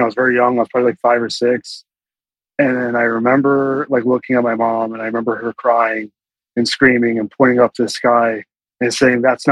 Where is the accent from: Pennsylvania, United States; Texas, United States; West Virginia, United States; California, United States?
Pennsylvania, United States; Bucks County; I'm from the Bucks County, you know, a little bit further off in Philly